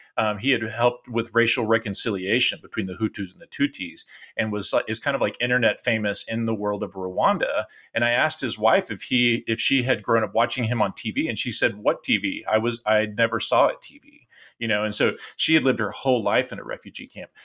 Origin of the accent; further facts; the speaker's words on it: Austin, Texas, United States; moved away as an adult; the house that I grew up here in Austin, Texas